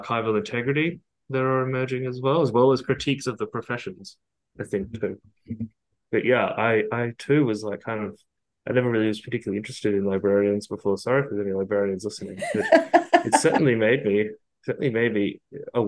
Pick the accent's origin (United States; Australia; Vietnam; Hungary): Australia